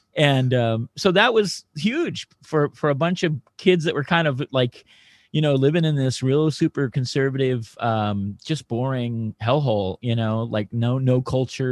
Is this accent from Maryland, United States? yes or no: no; Reno, Nevada, United States; growing up in Reno, Nevada, being kind of a rock and roll, hard, hard rock, heavy metal kid